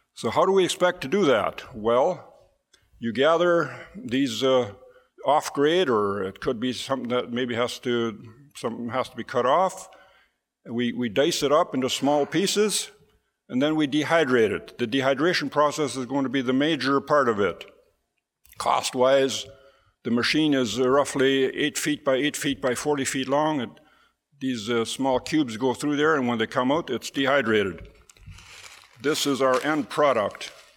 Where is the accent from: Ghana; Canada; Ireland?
Canada; Hochfeld, Manitoba; We hail from Hochfeld